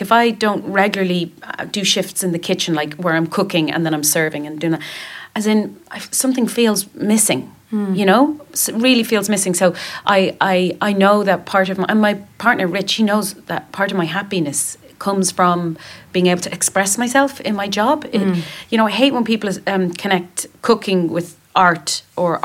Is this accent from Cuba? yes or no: no; Dublin, Leinster, Ireland; we're in Dublin, in my hometown.